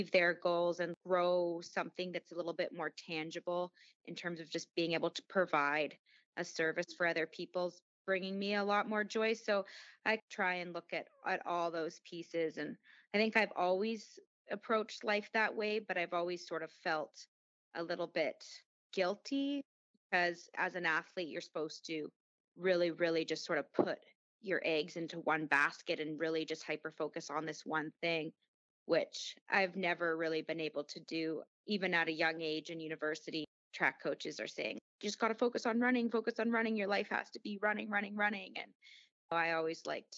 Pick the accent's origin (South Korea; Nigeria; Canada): Canada; moved away as an adult; also born or lived in California; now in New York City, United States; I'm Canadian, and I was in Canada